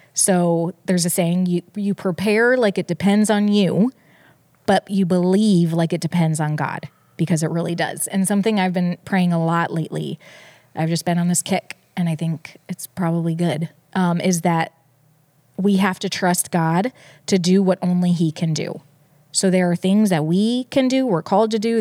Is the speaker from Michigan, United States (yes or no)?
yes; Detroit, Michigan, United States; I was born in Detroit